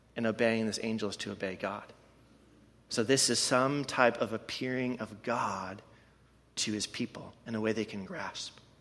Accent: Canada; now in Madison, United States; I am from Canada

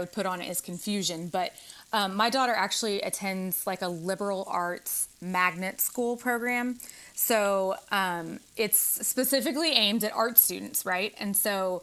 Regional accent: the South, United States; when I grew up in the South

